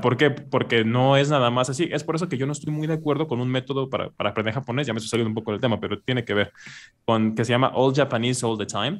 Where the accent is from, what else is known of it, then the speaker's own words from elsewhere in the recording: Veracruz, Mexico; first language Spanish; yo soy de Veracruz, en México, que está en la costa